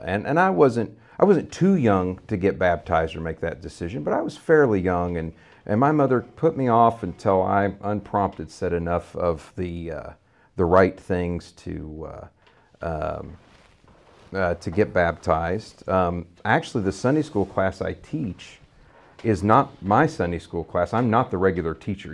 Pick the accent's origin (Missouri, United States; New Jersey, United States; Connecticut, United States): Missouri, United States; Vandalia; also born or lived in San Antonio, Texas; I grew up here in Vandalia, Missouri, uh, really outside of, uh, Vandalia, Missouri